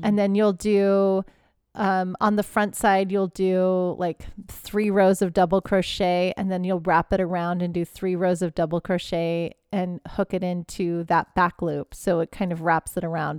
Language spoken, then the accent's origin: English; Houston, Texas, United States; I grew up in Houston. I'm used to hurricanes and I know how they go